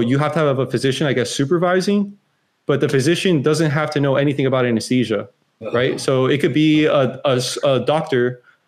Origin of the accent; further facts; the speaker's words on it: Florida, United States; born and raised in Florida